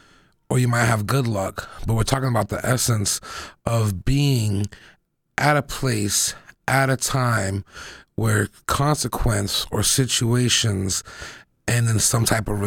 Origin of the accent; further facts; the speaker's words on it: Boston, Massachusetts, United States; I grew up in Roxbury